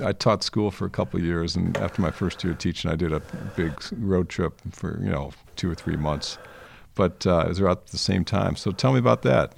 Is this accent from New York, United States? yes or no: no; Michigan, United States; growing up in Michigan